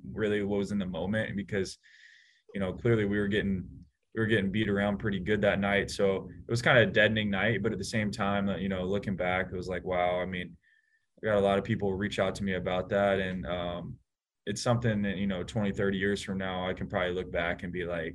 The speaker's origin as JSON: {"language": "English", "town": "Atlanta", "region": "Georgia", "country": "United States", "tie": "born or raised there", "moved": "as an adult", "lives_now": "San Francisco, United States", "said": "growing up in Atlanta"}